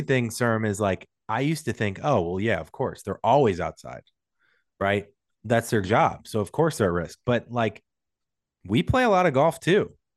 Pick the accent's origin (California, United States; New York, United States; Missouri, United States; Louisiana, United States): Missouri, United States; St. Louis; now in Los Angeles, United States; I'm from Saint Louis, big sports town